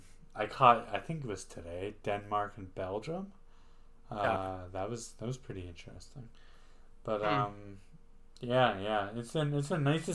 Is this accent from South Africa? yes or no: no; Canada; I'm Canadian.